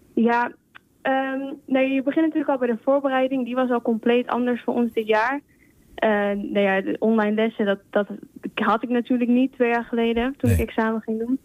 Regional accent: Spain; now in Netherlands; Spanje, ik kom uit Spanje.

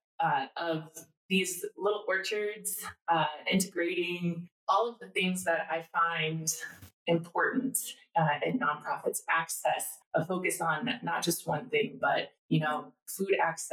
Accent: Kansas City, Missouri, United States; also born or lived in Mauritania / Rwanda; I am from Kansas City, and I moved away from Kansas City for a while for college. And I was in the Peace Corps, focused on education. Mm. I was in Mauritania in West Africa. And then I spent some time in Rwanda. And I came back to Kansas City

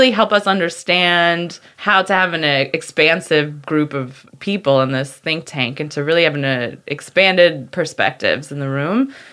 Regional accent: Connecticut, United States; In Connecticut

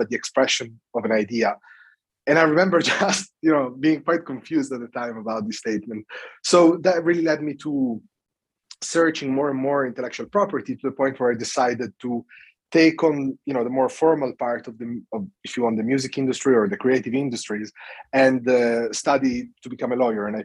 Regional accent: Italy; English is a second language; moved away as an adult; also born or lived in United Kingdom; now in London, United Kingdom; I come from Italy

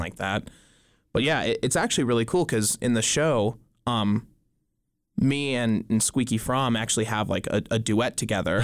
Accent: Dillon, Montana, United States; I grew up in Dillon, Montana

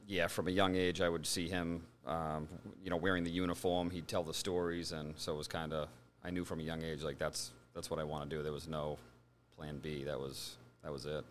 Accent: Braintree, Massachusetts, United States; born and raised in Braintree

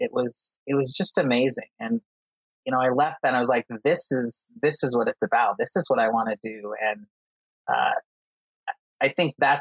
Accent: Utah, United States; also born or lived in Costa Rica; I'm from Utah.

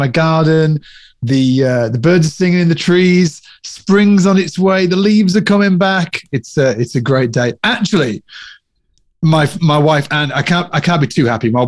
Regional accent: Cumbria, North West England, United Kingdom; I come from Cumbria, which is the Lake District in the UK

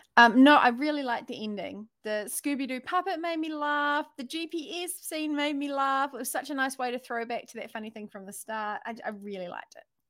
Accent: New Zealand; accent: New Zealand; my New Zealand accent

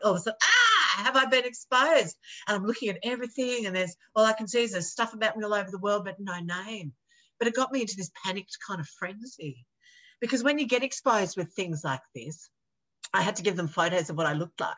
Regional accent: Australia; I'm an Australian television makeup artist

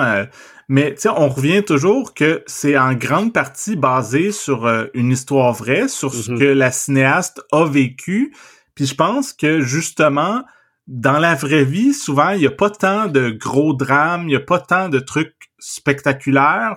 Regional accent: Trois-Rivières, South Shore of Montreal, Quebec, Canada; quand j'étais enfant, je vivais à Trois-Rivières, puis euh, mhm. ma famille, on a déménagé euh, dans, sur la rive sud de Montréal

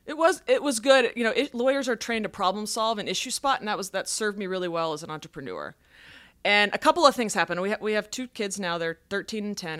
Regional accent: Dallas, farm in North Texas, United States; I grew up in Dallas, but when I was about ten, my parents moved us to a farm.

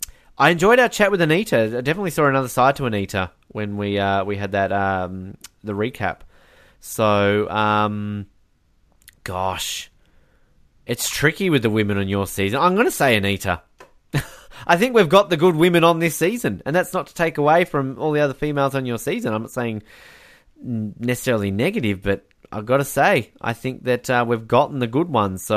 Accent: Tasmania, Australia; in my home state

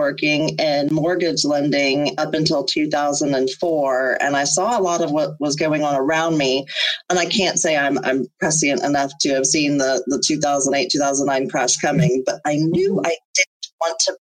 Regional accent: Panama City, Florida, United States; now in St. Petersburg, United States; I come from the Panhandle, from Panama City, and the landscape is very similar here in St. Pete to my hometown

